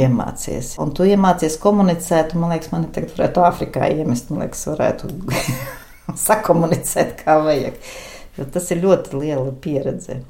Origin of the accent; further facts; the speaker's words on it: Jēkabpils, Jēkabpils Municipality, Latvia; Es esmu dzimusi, augusi Kruspelī, pilsētas daļā